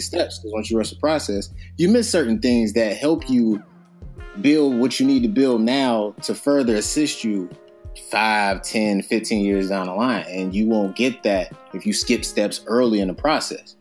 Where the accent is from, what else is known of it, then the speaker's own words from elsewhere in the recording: Youngstown, Ohio, United States; moved away as an adult; also born or lived in Maryland / San Bernardino, California / San Diego, California; I'm originally from Youngstown, Ohio, small city